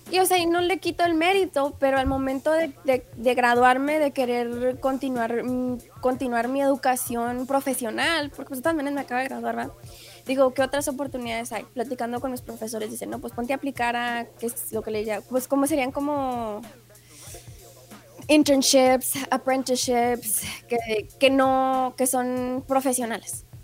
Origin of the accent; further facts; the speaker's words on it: El Paso, Texas, United States; born there; yo nací en, yo nací en El Paso